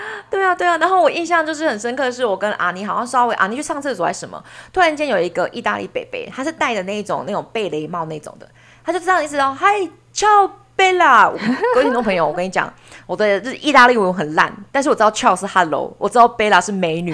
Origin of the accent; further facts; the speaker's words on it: Taiwan; 我们台湾人如果买房子的时候都不喜欢买老房子